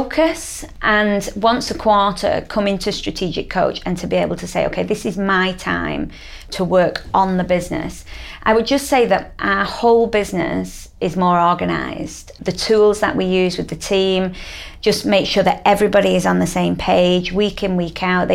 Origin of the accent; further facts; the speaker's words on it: Manchester, North West England, United Kingdom; I'm from Manchester.